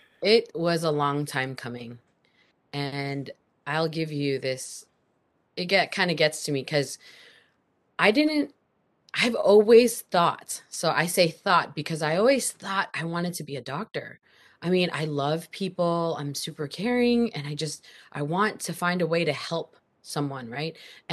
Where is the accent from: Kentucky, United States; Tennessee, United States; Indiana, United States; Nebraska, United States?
Nebraska, United States; Omaha; born there; now in Seattle, United States; I am a military brat, so I moved around a lot. I was born in Omaha, Nebraska.